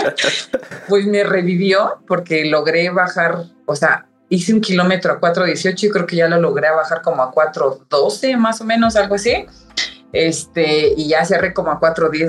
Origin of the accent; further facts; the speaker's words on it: Ecatepec, State of Mexico, Mexico; Los dos somos de Catepec